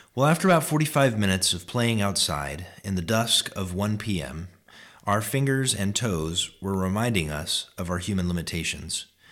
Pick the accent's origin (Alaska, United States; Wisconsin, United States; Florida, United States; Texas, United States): Alaska, United States; my home state